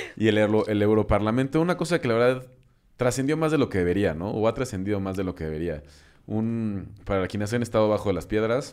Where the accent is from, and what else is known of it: Mexico